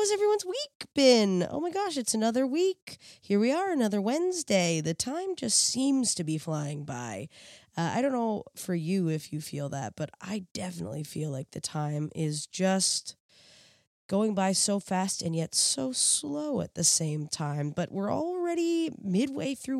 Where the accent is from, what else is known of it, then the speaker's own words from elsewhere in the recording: New Brunswick, Canada; now in Toronto, Canada; I'm from the East Coast, so when we look out, we see the ocean